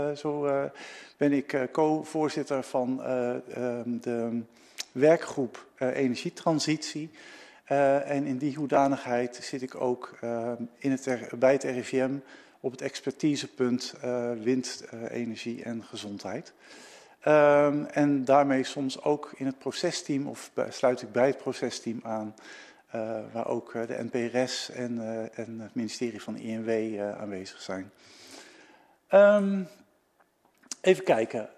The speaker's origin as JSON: {"language": "Dutch", "country": "Netherlands"}